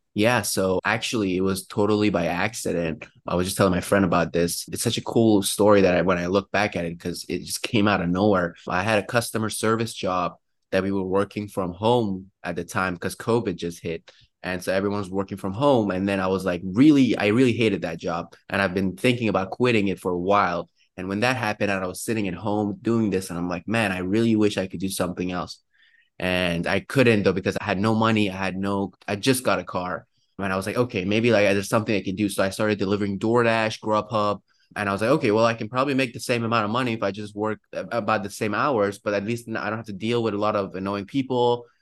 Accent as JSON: {"language": "English", "country": "Iran", "moved": "yes", "lives_now": "Pittsburgh, United States", "said": "I'm actually from Iran"}